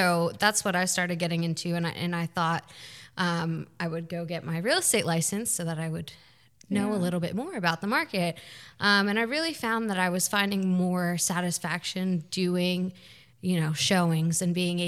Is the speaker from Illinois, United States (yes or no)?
no; New Jersey, United States; moved away as an adult; also born or lived in the South (US); now in Southern US; I am originally from New Jersey